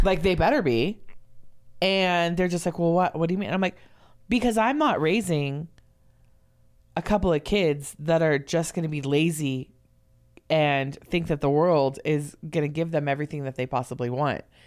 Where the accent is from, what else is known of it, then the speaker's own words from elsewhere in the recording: Los Angeles, California, United States; I grew up in Los Angeles